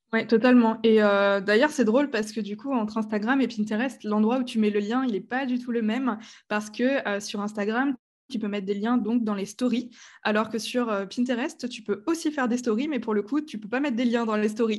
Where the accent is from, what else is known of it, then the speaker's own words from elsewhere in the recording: Strasbourg, Grand Est, France; je viens de Strasbourg. Voilà, je suis une vraie Alsacienne